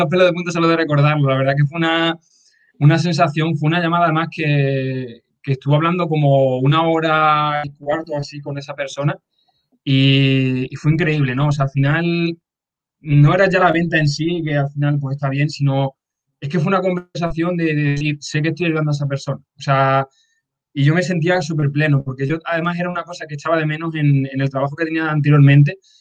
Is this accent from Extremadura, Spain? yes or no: yes; Extremadura, Spain; moved away as an adult; also born or lived in Badajoz; now in Madrid, Spain; yo, por ejemplo, estoy viviendo ahora en Madrid, pero yo soy un pueblo de Extremadura